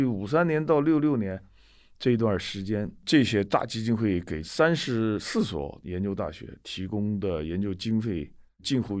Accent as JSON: {"language": "Chinese", "country": "China", "moved": "as an adult", "lives_now": "United States", "said": "作为一个中国人来说，"}